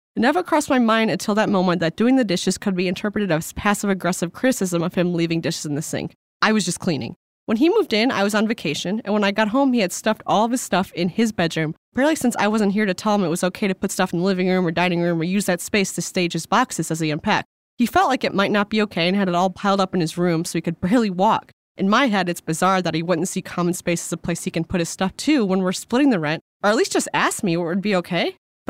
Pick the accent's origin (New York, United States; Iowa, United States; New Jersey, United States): New York, United States; I'm a super ask person, and to add to that, I'm originally from New York.